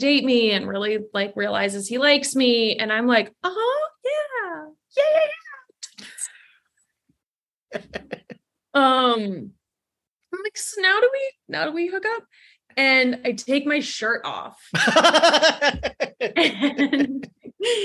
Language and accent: English; Los Angeles, California, United States; also born or lived in Canada; I have dual citizenship. So I'm from Los Angeles.